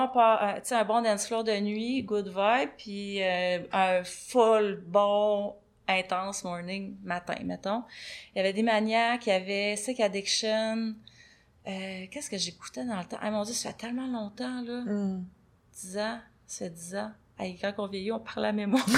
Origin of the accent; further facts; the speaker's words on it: Saint-Antonin, Quebec, Canada; moved away as an adult; also born or lived in Montreal / India; Je viens de Saint-Antonin. Saint-Antonin, c'est un petit village à côté de Rivière-du-Loup. Rivière-du-Loup, c'est là que j'ai fait... Ben, Saint-Antonin-Rivière-du-Loup, c'est là que j'ai fait mon enfance.